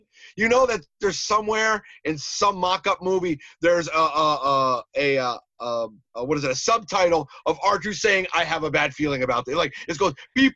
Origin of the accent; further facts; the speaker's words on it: New York, United States; I grew up like in New York